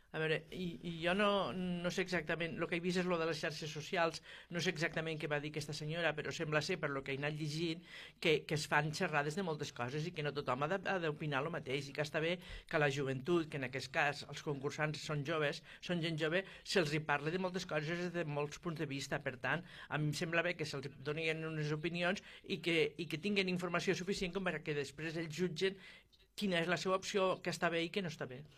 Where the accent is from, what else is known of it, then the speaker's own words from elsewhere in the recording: Terres de l'Ebre, Catalonia, Spain; els de les Terres de l'Ebre